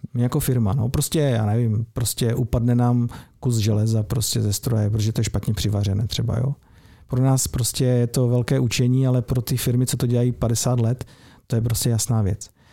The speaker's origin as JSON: {"language": "Czech", "town": "Opava", "region": "Moravian-Silesian Region", "country": "Czechia", "said": "Já jsem z Opavy"}